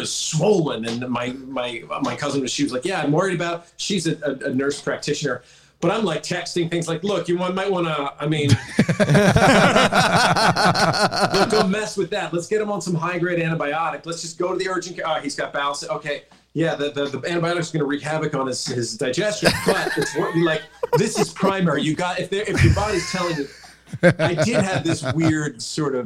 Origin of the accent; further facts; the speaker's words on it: Philadelphia, Pennsylvania, United States; also born or lived in California; now in Connecticut, United States; I'm a vegan from Philly